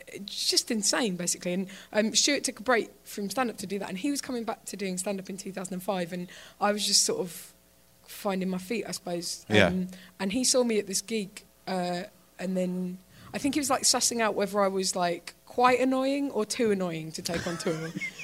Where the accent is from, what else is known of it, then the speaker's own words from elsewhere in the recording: England, United Kingdom; I'm English